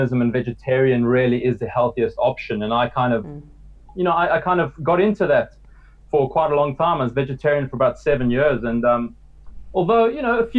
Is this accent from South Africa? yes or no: yes; South Africa; growing up in South Africa and eating a lot of meat all my life